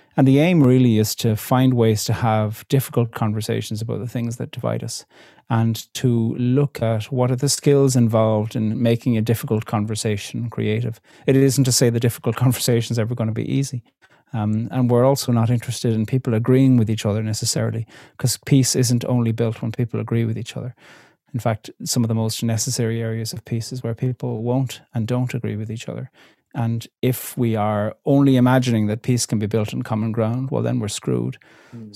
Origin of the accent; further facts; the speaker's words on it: Ireland; I'm formed religiously, linguistically, politically by the reality of being Irish in Ireland now